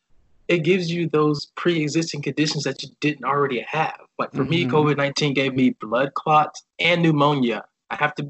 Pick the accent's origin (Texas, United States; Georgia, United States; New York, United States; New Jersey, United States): Georgia, United States; Decatur; moved away as an adult; also born or lived in Hanford, California; now in San Francisco Bay Area, United States; growing up for me in Georgia, I was a kind of shy kid